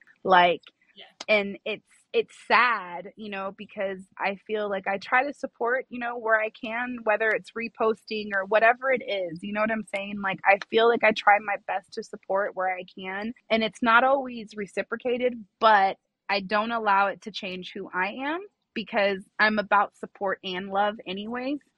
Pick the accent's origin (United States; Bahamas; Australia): United States; Los Angeles, California; now in Las Vegas, United States; I am from California. I grew up in the San Fernando Valley, but Vegas made me.